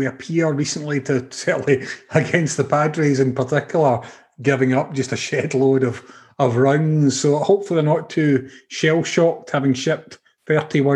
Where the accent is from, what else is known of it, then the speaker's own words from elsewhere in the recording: Scotland, United Kingdom; As a youngster growing up in Scotland back in the day, back in the 80s